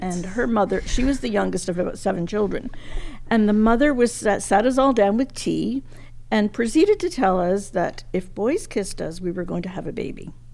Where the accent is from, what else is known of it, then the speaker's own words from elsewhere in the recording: Montreal, Quebec, Canada; moved away as an adult; also born or lived in England; now in Ontario, Canada; came to Canada in 1949